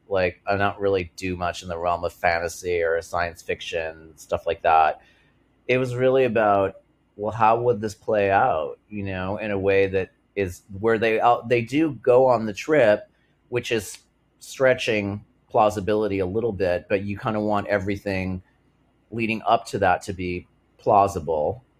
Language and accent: English; Massachusetts, United States; the town where I grew up in Massachusetts